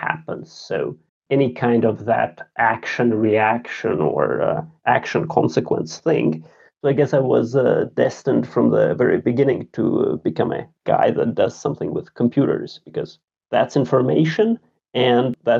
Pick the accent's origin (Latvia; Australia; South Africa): Latvia; Riga; English is a second language; moved away as an adult; now in Sweden; I grew up in Riga, the capital of Latvia.